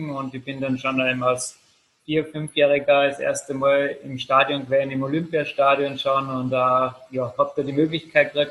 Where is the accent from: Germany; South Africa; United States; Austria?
Austria; Salzburg; Also ich komme ja doch aus Salzburg.